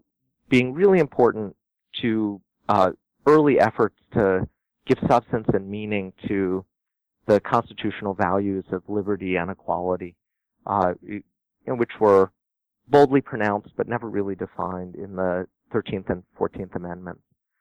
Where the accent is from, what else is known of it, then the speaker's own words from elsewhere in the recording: Washington, D.C. area, Maryland, United States; also born or lived in Northeast United States / Los Angeles; now in Nashville, United States; I came from the Washington, D.C. area, Maryland, spent a lot of time living in the Northeast and in Los Angeles before winding up in Nashville.